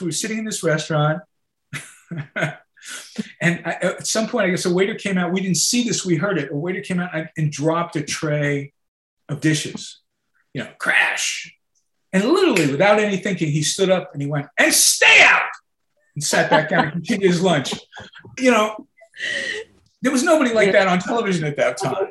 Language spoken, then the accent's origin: English; Long Island, New York, United States; I grew up on Long Island